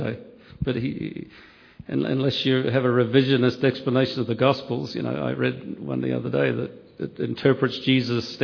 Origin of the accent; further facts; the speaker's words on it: Australia; I come from Australia